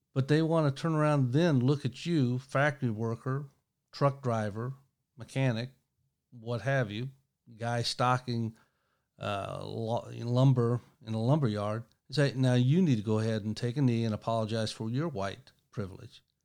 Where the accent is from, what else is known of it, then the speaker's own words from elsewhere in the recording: East Tennessee, United States; also born or lived in Monroe, Michigan; I come from the Appalachian Mountains of East Tennessee